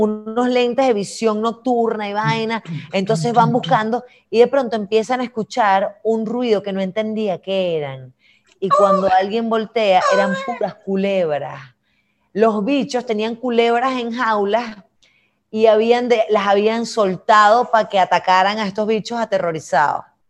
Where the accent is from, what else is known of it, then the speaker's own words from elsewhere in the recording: Venezuela; somos capaces los venezolanos